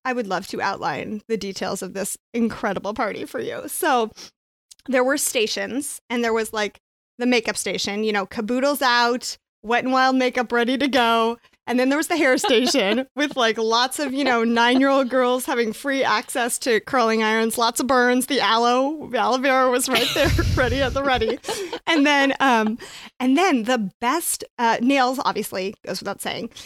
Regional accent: Phoenix, Arizona, United States; I grew up in Phoenix

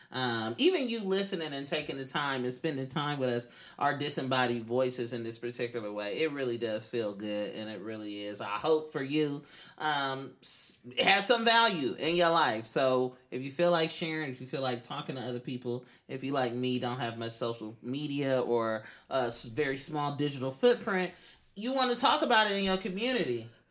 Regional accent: Oakland, California, United States; I'm from East Oakland.

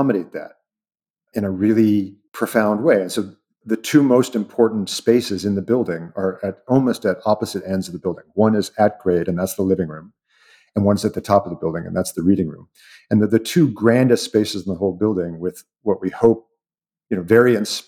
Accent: Seattle, Washington, United States; I'm from Seattle

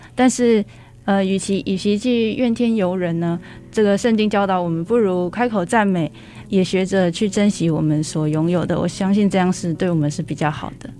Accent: Changhua County, Taiwan; 我是彰化人， 彰化从事畜牧或者是蔬果中盘的家庭非常多

